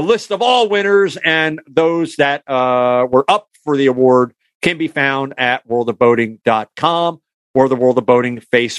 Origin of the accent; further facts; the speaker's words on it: Canada; accent: Canadian; I was going to say boots because I was slipping into my Canadian accent.